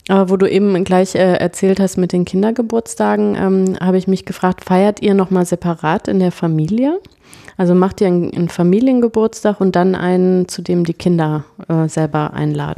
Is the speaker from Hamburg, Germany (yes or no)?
no; Franconia, Bavaria, Germany; also born or lived in Cologne; ich bin in Köln geboren ah. und in Franken aber aufgewachsen